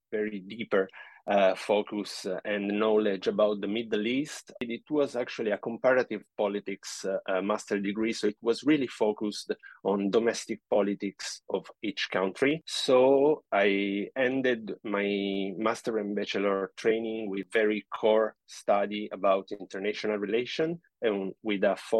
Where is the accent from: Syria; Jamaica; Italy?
Italy; moved away as an adult; now in Canada; I'm from Italy. I pursued my studies there, the bachelor degree and the master degree, both there